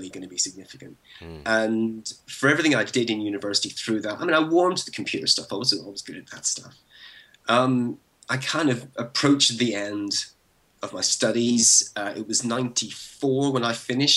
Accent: Belfast, Northern Ireland, United Kingdom; moved away; I was born and raised in Belfast, and I grew up there through the 70s and 80s

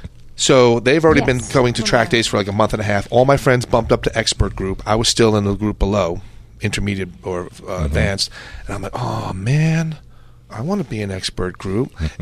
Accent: New York City, New York, United States; I'm from New York. I'm from Brooklyn, New York.

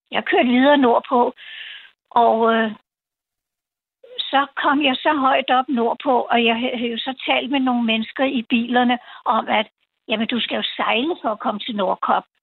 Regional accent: Copenhagen, Capital Region of Denmark, Denmark; hvor jeg kommer fra, og Danmark og København

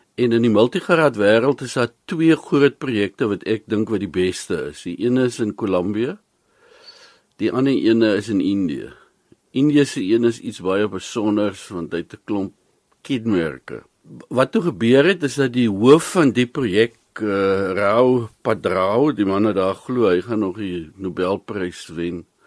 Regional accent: South Africa; Ons is Suid-Afrikaners

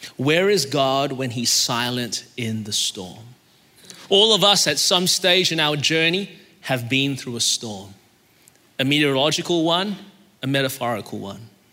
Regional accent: Melbourne, Victoria, Australia; now in Anderson, United States; I was born in Melbourne, Australia, and that's the reason my voice is this way

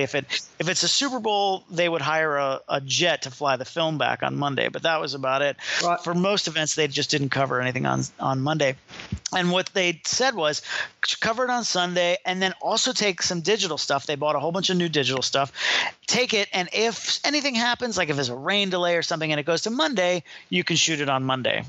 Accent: Miami, Florida, United States; I was born and raised in Miami, so it was actually back to my hometown

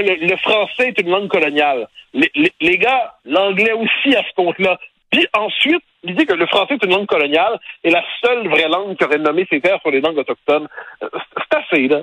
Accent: Quebec, Canada; j'ai été élevé vraiment dans, dans le Québec national moderne

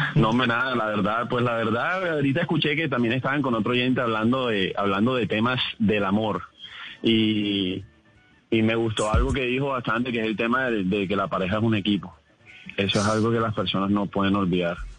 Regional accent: Barranquilla, Atlántico, Colombia; accent: barranquillero; soy barranquillero, pero, pero mi familia es paisa. Simplemente nací acá y me crié acá

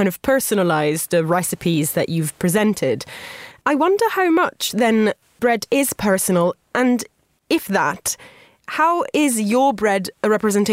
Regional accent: Italy; moved away; growing up in Italy, bread was never considered a luxury product

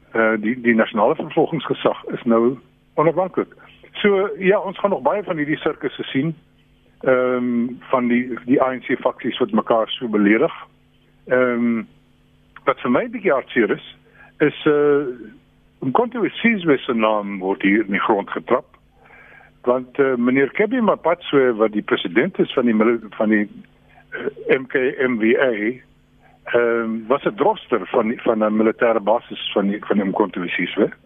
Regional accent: South Africa; ons as Suid-Afrikaners

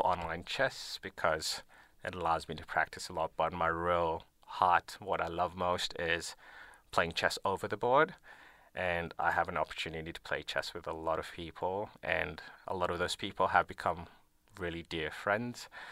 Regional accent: Nairobi, Kenya; moved away as an adult; now in Melbourne, Australia; I grew up in Nairobi, Kenya

